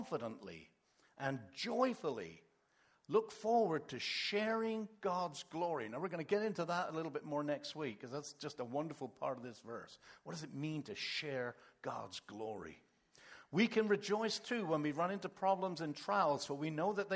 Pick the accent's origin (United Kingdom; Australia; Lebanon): United Kingdom; England; moved away; also born or lived in Canada; when we grew up in England, we weren't Christians